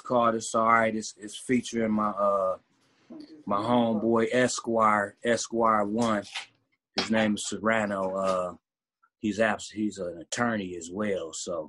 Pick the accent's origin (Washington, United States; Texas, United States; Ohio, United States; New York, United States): Ohio, United States; Cleveland; I'm a rapper. I'm from Cleveland, dog.